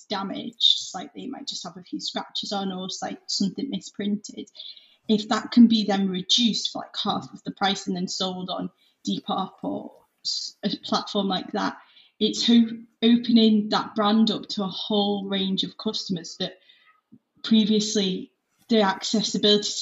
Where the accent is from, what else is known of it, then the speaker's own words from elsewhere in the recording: Liverpool, North West England, United Kingdom; also born or lived in Leeds; I'm 20, I'm from Liverpool